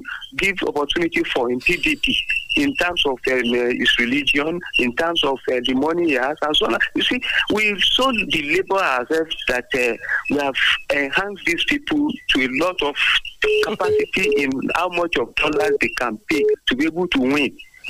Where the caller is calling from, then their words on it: Abeokuta, Ogun State, Nigeria; from Abeokuta.